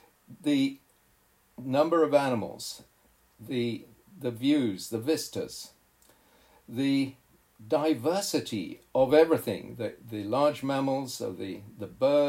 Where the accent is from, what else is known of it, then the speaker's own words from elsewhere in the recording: Kenya; also born or lived in Zambia / Tanzania / Malawi; I was raised in East Africa, Zambia, Tanzania, Malawi, and then Kenya. And in that time, as a boy growing up, I'd gone to different protected areas, national parks.